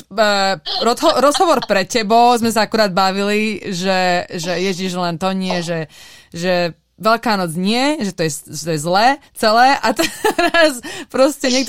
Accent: Rimavská Sobota, Banská Bystrica Region, Slovakia; ja som z Rimavskej soboty.

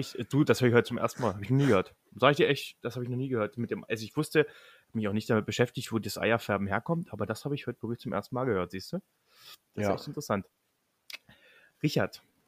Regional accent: Lusatia, Germany; wir kommen aus der Region, da wo Quark mit Leinöl herkommt.

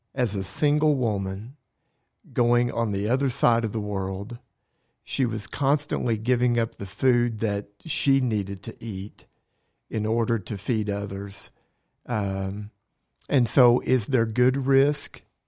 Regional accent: Oklahoma, United States; I love living in this state. I was born in Oklahoma

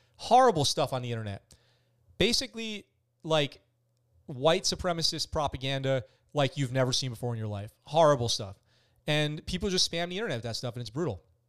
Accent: Poughkeepsie, New York, United States; also born or lived in San Diego; now in Okinawa, Japan; I'm from Poughkeepsie, New York

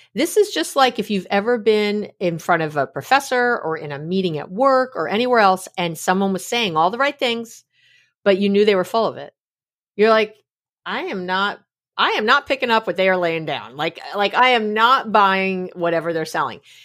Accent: New York City, New York, United States; also born or lived in San Francisco Bay Area, California; now in East Bay, United States; I was born in New York City. Uh, I'm a New York City girl. I'm a New Yorker, but I live here in the Bay Area

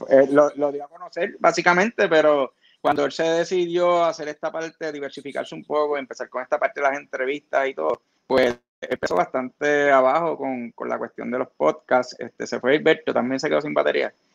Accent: Florida, Puerto Rico

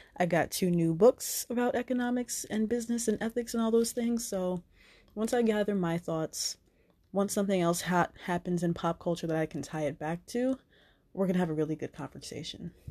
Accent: New Jersey, United States; moved away; I went home to New Jersey to be with my mom

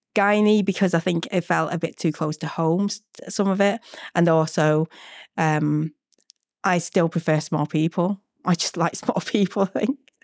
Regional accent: Manchester, North West England, United Kingdom; moved away as an adult; also born or lived in Vietnam; now in London, United Kingdom; I grew up in Manchester

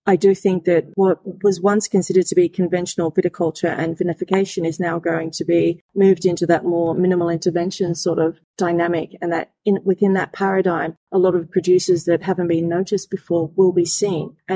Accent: Australia; I'm Australian, born and bred in Australia

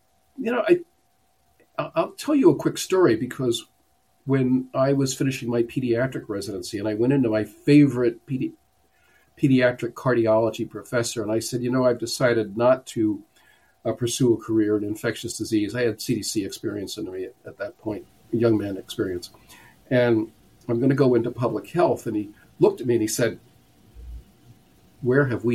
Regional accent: Newark, New Jersey, United States; I grew up in Newark, New Jersey, and it's a poor city

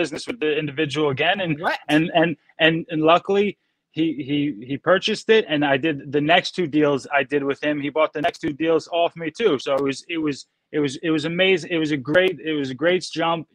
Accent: New Jersey, United States; I'm from New Jersey.

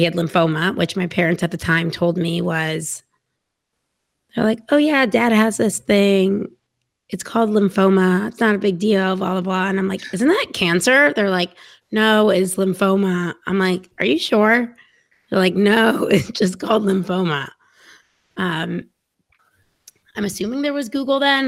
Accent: Dallas, Texas, United States; I was born in Dallas, Texas, yes, in the same house that my parents still live

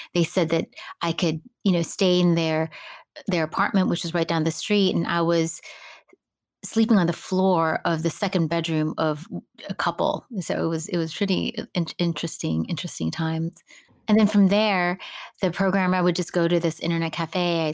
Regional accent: Hawaii, United States; moved away; also born or lived in Philippines / California; I was really fortunate to grow up in Hawaii

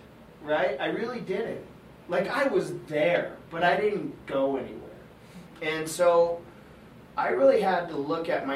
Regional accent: Colorado, United States; I'm from Colorado

